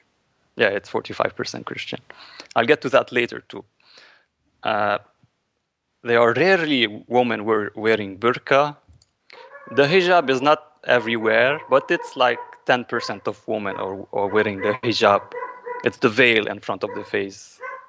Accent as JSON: {"language": "English", "country": "Canada", "second_language": "English", "lives_now": "Lebanon", "said": "I'm Canadian. Caucasian."}